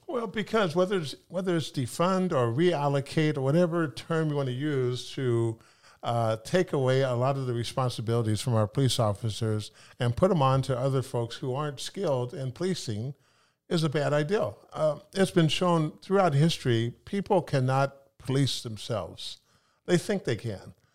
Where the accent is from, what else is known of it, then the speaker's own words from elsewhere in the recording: Sacramento, California, United States; moved away as an adult; also born or lived in Pullman, Washington / Italy; now in Seattle, United States; I grew up in Sacramento, California